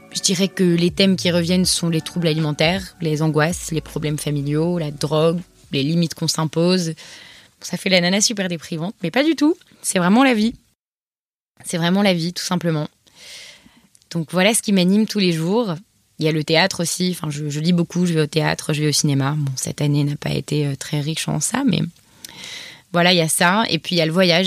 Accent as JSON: {"language": "French", "town": "Paris", "region": "Île-de-France", "country": "France", "tie": "born or raised there", "also_born_or_lived": "Montreal", "first_language": "French", "moved": "as an adult", "said": "j'ai 26 ans et j'ai grandi à Paris avec mes parents et mon frère Anton"}